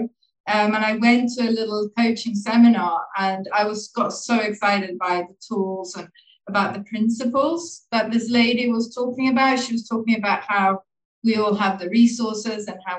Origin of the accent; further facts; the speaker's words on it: Sweden; moved away as an adult; also born or lived in Dublin, Ireland / Laos / Thailand; I was born in Dublin and I grew up in Sweden.